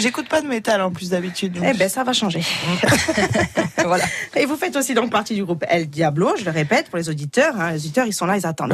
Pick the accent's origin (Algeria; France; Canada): France; Corsica; chez nous en Corse